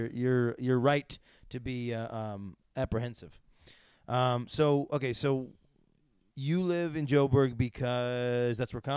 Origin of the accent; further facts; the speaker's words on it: Syracuse, New York, United States; I'm from Syracuse.